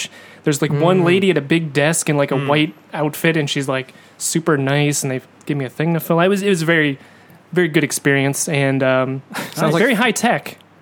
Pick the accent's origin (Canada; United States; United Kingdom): United States; now in Japan; I'm from America